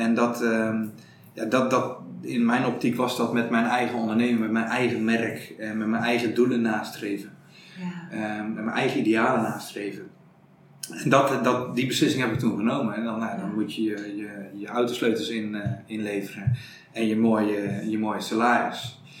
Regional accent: Prinsenbeek, North Brabant, Netherlands; accent: Brabant; also born or lived in Breda / Amsterdam; ik kom uit Prensenbeek. Ik woon in Breda. Dat is Noord-Brabant, zoals je weet. En zoals je misschien ook wel hoort

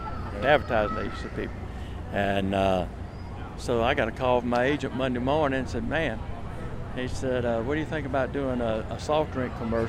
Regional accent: Ward, South Carolina, United States; Hee Haw salutes my hometown of Ward, South Carolina.

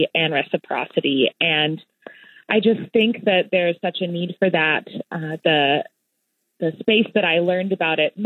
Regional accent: Nashville, Tennessee, United States; moved away as an adult; also born or lived in Boone, North Carolina; now in Madison, United States; I grew up in Nashville, Tennessee, a little outside of the city

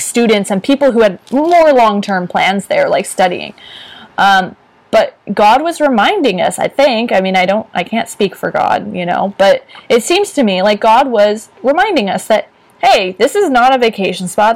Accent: San Francisco Bay Area, California, United States; I grew up in the San Francisco Bay Area

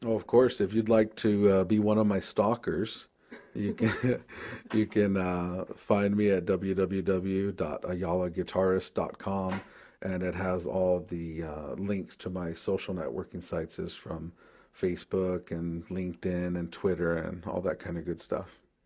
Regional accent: Tucson, Arizona, United States; I'm from the Pascuayaki tribe. in Southern Arizona, Tucson, Arizona

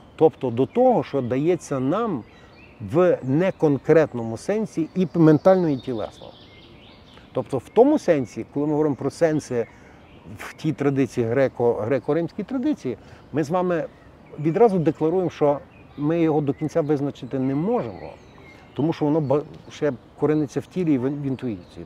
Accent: Galicia, Ukraine; як в нас на Галичині говорять

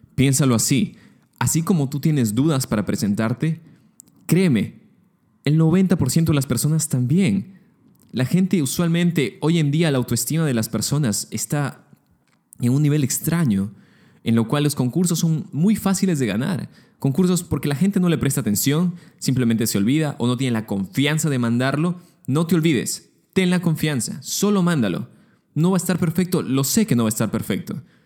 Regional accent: Lima, Peru; moved away as an adult; now in Munich, Germany; soy peruano, originario de Lima

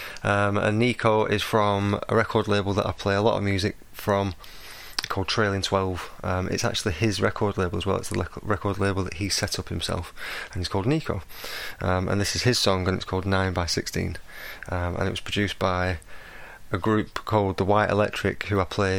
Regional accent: Blackburn, North West England, United Kingdom; I'm from Blackburn

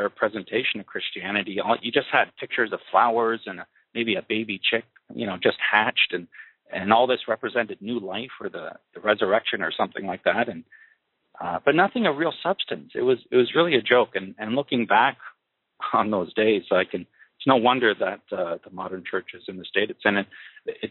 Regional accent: Kitchener, Ontario, Canada; I was born and raised in Kitchener, Ontario, Canada, in 1979

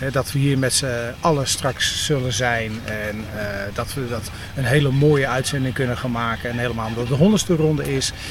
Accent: Hoorn, North Holland, Netherlands; ik kom uit Horen. En eh, in het dagelijks leven ben ik ICT'er bij de gemeente Horen.

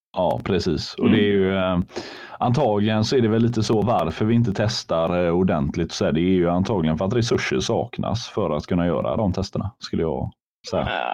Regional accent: Sweden; vi svenskar

